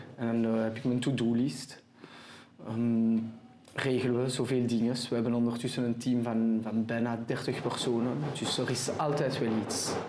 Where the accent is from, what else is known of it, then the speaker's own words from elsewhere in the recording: Antwerp, Flanders, Belgium; accent: French; first language French; Dutch is a second language; also born or lived in Israel / Keerbergen / Brasschaat; Ik ben geboren en getogen in Antwerpen. Okay. Uh, eh, Franstalig opgevoed